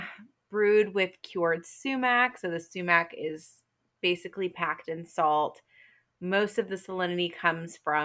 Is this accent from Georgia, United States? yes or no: yes; Atlanta, Georgia, United States; moved away as an adult; now in New York City, United States; I grew up in Atlanta